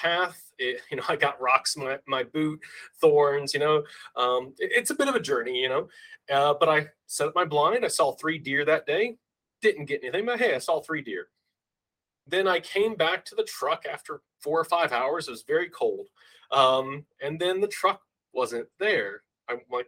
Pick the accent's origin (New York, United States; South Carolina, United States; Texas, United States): Texas, United States; Harlingen; also born or lived in Colorado; my hometown in Harlingen, Texas